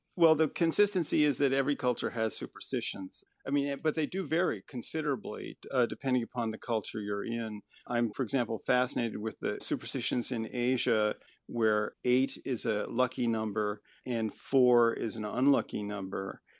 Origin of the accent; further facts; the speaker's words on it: Chicago, Illinois, United States; I grew up actually in the Chicago area, sort of a default Midwesterner